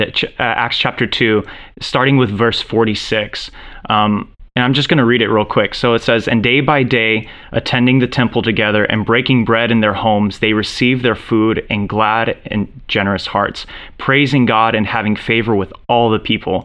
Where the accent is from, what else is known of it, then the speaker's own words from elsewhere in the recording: Orange County, California, United States; I'm Romanian American, born and raised here in Orange County, California, best place on earth